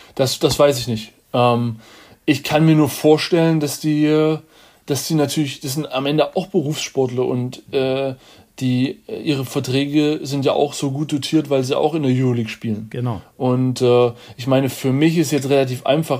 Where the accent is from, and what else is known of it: Germany